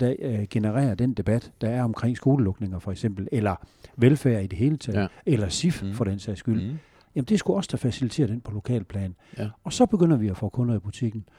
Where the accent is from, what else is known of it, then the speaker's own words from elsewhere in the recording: Northwest Jutland, Struer and Holstebro area, Central Denmark Region, Denmark; moved away; also born or lived in Aarhus; Jeg kommer fra Nordvestjylland, Struer og Holstebro-området